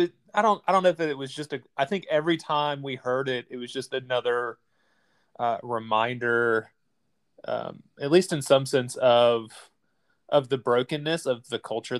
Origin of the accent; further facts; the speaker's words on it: North Carolina, United States; also born or lived in Asia; So we live currently in Eastern North Carolina. We're both from North Carolina.